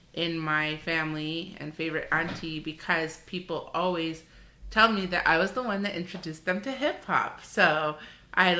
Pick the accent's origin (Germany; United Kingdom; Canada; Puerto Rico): Canada; we're born and raised in Canada, and so we are Canadian